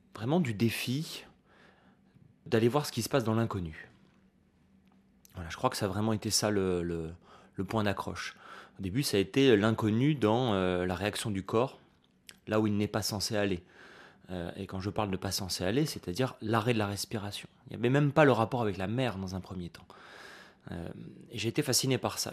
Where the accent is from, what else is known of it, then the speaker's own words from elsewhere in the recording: Nice, Provence-Alpes-Côte d'Azur, France; en grandissant à Nice tous les étés, j'allais à la plage comme tous les gosses